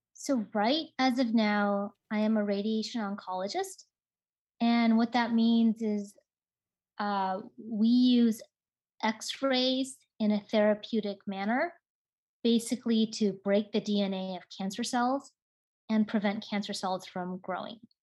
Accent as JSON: {"language": "English", "town": "Seattle", "region": "Washington", "country": "United States", "tie": "born or raised there", "said": "I grew up in Seattle, Washington"}